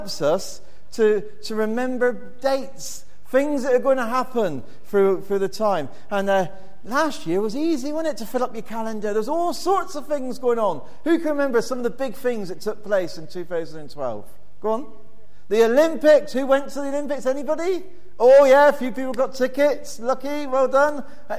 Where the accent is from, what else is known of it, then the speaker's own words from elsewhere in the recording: Plymouth, South West England, United Kingdom; moved away; I'm originally from Plymouth